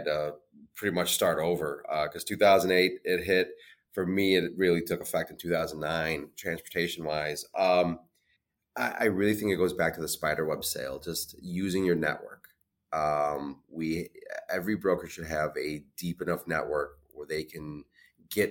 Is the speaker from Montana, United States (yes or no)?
no; Illinois, United States; I'm born and raised in Illinois